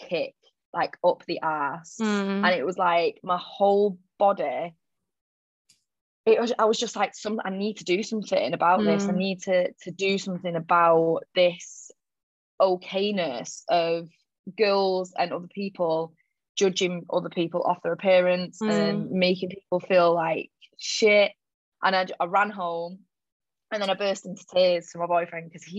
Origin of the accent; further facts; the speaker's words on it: Manchester, North West England, United Kingdom; moved away as an adult; now in Sydney, Australia; I'm from Manchester, but I'm living in Sydney at the moment. I've lived here for about, it was 4 years last week actually